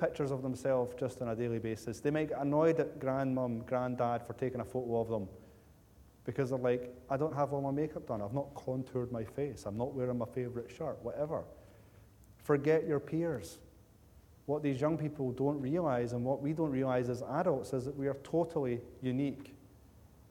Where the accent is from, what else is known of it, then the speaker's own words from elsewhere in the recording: Cumbernauld, Scotland, United Kingdom; the people that I grew up with in Cumbernauld Baptist Church